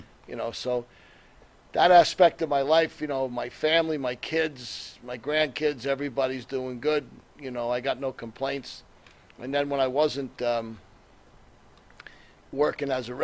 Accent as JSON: {"language": "English", "region": "New Jersey", "country": "United States", "tie": "born or raised there", "said": "I grew up in North Jersey"}